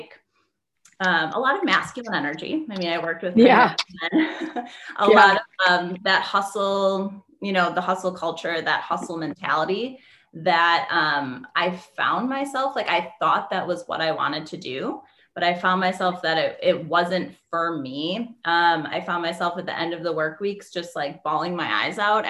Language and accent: English; Wisconsin, United States; moved away as an adult; also born or lived in Las Vegas; I'm from Wisconsin. So cold there.